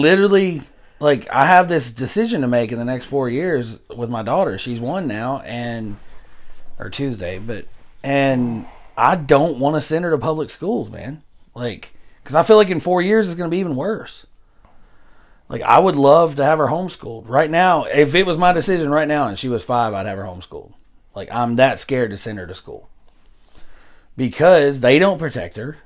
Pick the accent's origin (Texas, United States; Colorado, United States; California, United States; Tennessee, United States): Tennessee, United States; Hickman County; Hickman County down the road here, my hometown, our hometown